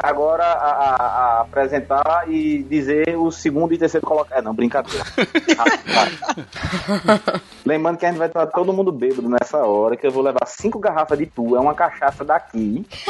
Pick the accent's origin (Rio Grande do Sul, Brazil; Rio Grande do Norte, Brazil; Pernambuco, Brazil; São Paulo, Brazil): Pernambuco, Brazil; lá da minha terra, lá no meu sertão não sou paraibano, sou pernambucano